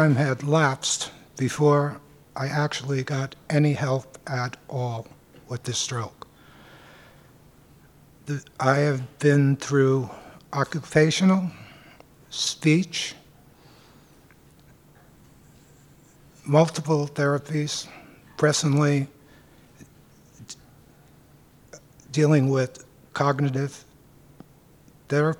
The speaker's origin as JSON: {"language": "English", "town": "New York City", "region": "New York", "country": "United States", "tie": "born or raised there", "said": "I grew up in Manhattan"}